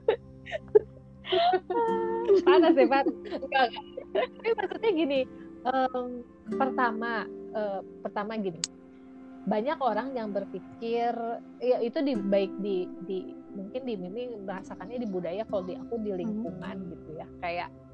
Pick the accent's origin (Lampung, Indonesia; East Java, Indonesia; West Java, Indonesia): West Java, Indonesia; Bandung; turunan Minang tapi lahir lahir iya tapi lahir besar di Aduh. Bandung